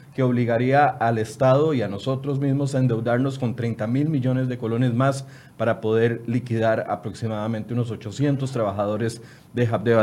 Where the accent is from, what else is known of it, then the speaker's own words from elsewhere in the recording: Costa Rica; como costarricenses